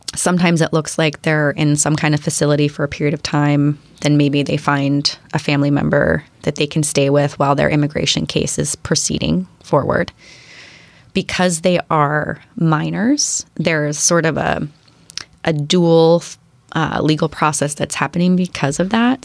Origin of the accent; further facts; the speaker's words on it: Western Pennsylvania, United States; also born or lived in Seattle area; now in Bainbridge Island, United States; my hometown in Western Pennsylvania.